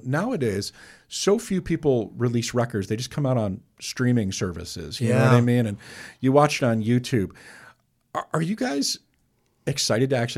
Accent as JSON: {"language": "English", "town": "St Andrews", "region": "Scotland", "country": "United Kingdom", "tie": "born or raised there", "moved": "yes", "said": "I grew up in Scotland"}